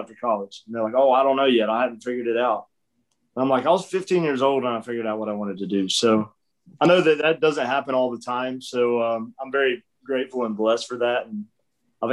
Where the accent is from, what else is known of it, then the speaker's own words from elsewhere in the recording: Mills River, North Carolina, United States; now in Nashville, United States; I'm originally from North Carolina, right outside of Asheville. Grew up in a little town called Mills River. Spent my whole life there.